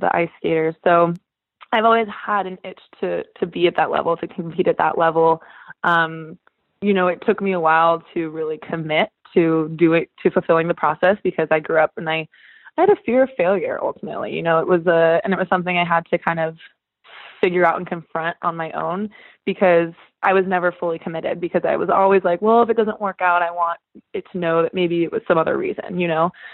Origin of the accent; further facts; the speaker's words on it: Northern California, United States; now in Los Angeles, United States; I live in LA, but I'm from Northern California